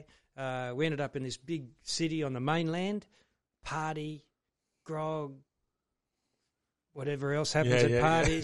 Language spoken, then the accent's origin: English; Oak Flats, New South Wales, Australia; also born or lived in Kiama / Sydney / France; Born in Kiama, and lived in Oak Flats most of my life